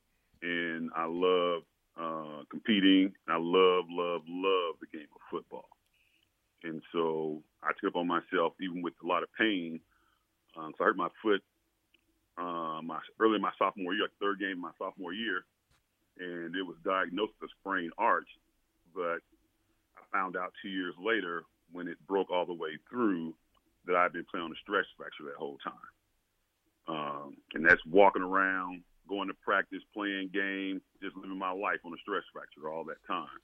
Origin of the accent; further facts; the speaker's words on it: Tyler, Texas, United States; growing up in Tyler, Texas, playing sandlot football with guys from the neighborhood